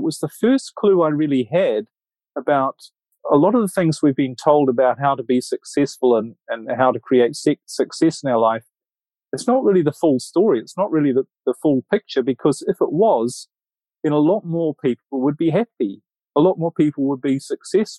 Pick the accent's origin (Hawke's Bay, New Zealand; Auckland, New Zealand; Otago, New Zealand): Auckland, New Zealand; moved away; I'm originally from New Zealand, from Auckland, New Zealand. So I was brought up there